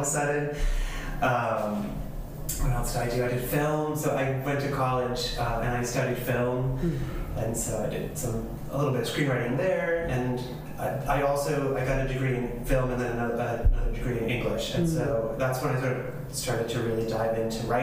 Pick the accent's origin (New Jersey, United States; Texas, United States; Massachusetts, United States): New Jersey, United States; now in Medford, United States; I'm originally from New Jersey. I grew up as the middle child of five